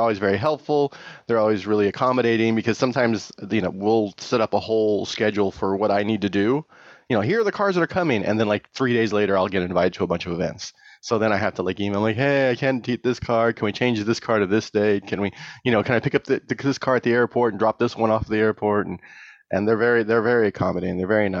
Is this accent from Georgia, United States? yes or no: no; California, United States; because I am from the Bay Area, and if it's 60 degrees and overcast most of the time.